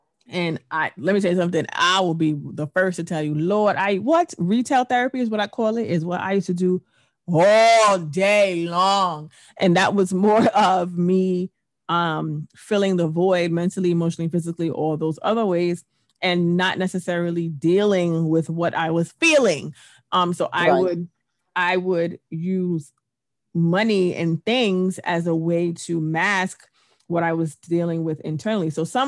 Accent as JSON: {"language": "English", "region": "England", "country": "United Kingdom", "tie": "born or raised there", "said": "yes, I was born in England, but I've worked here. I went to school here. I've had my main years here."}